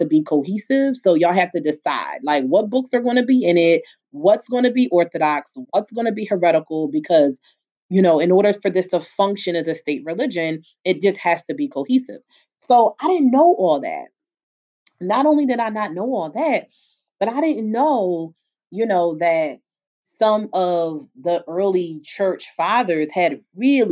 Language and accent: English; Philadelphia, Pennsylvania, United States; I was born and raised in Philly, where I still live